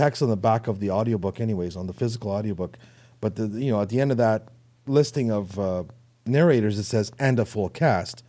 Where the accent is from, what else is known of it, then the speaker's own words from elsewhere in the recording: Toronto, Ontario, Canada; accent: Canadian; I'm from Toronto.